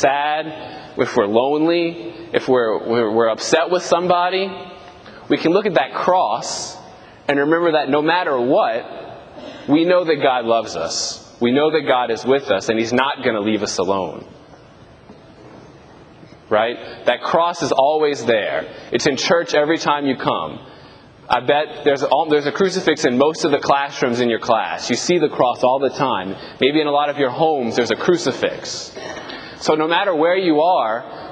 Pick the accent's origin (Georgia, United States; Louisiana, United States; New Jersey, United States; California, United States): Louisiana, United States; Thibodaux; now in Houma, United States; I'm currently assigned to Annunciata in Houma, but I'm originally from Thibodaux